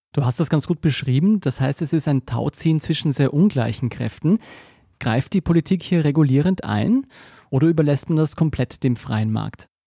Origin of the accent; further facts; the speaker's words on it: Austria; bei uns in Österreich